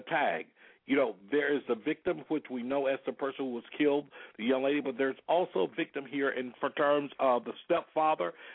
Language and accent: English; Selma, Alabama, United States; now in Florida, United States; I was born and raised there in Selma, Alabama